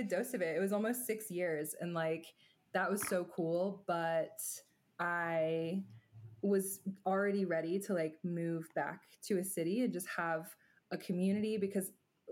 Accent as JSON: {"language": "English", "town": "Chattanooga", "region": "Tennessee", "country": "United States", "said": "I'm from Chattanooga, and I moved back here"}